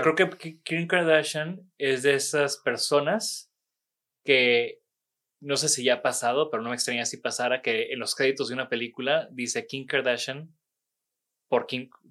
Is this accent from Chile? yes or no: no; Mexico; moved away as an adult; now in Monterrey, Mexico